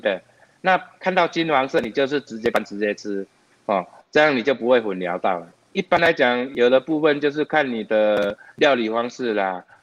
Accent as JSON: {"language": "Chinese", "country": "Taiwan", "said": "我们台湾人"}